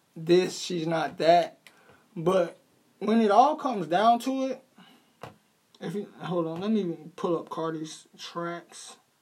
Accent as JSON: {"language": "English", "region": "New York", "country": "United States", "said": "I'm from New York"}